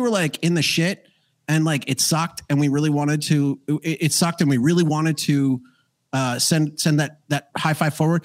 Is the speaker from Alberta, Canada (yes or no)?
yes; Calgary, Alberta, Canada; now in Paraguay; I grew up in Calgary, Alberta, Canada